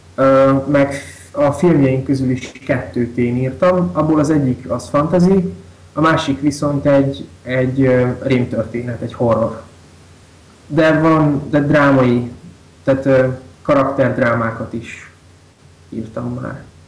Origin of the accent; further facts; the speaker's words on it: Kisvárda, Szabolcs-Szatmár-Bereg, Hungary; Én református iskolába is jártam, általános iskolába is, meg gimnáziumba is meg itt Kisvárdán a gyülekezetnek az ifjúsági csoportjába is jártam nagyon sokáig